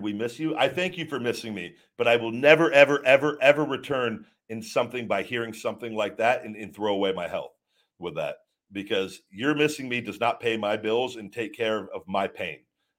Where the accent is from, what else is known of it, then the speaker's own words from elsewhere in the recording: College Station, Texas, United States; I'm from College Station, Texas. I'm a corn-fed meathead.